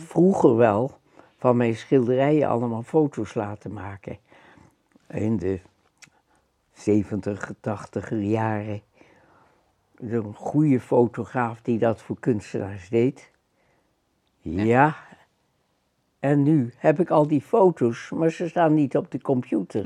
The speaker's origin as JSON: {"language": "Dutch", "town": "Amsterdam", "region": "North Holland", "country": "Netherlands", "also_born_or_lived": "Schagen", "said": "Een Amsterdams hongerleiertje."}